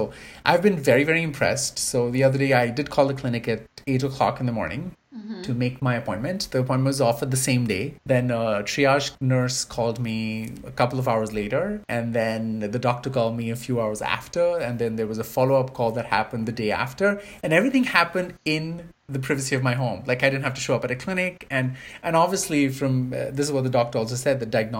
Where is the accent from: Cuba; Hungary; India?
India; now in Canada; having grown up in privilege in a country where medical services are differently offered. So I grew up